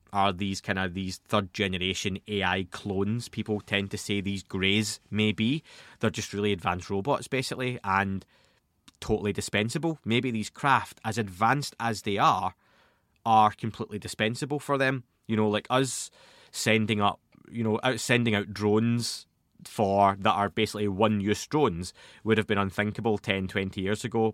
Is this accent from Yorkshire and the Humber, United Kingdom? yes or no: no; Scotland, United Kingdom; Being Scottish, being from Scotland, I used to go to the library as a young kid